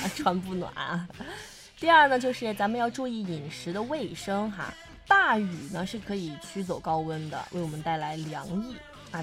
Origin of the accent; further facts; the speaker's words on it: Hunan, China; moved away as an adult; now in Hainan, China; 对于我们湖南人来说，它是真的能续命